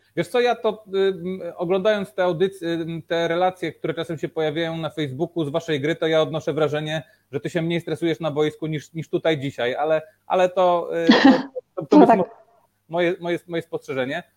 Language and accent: Polish; Rzeszów, Subcarpathian Voivodeship, Poland; ja jestem z Rzeszowa